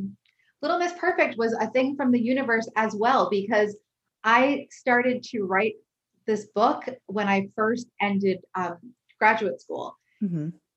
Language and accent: English; Connecticut, United States; now in California, United States